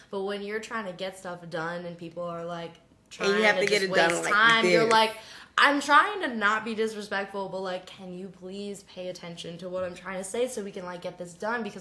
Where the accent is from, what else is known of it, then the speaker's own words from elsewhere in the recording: New England, United States; grew up in New England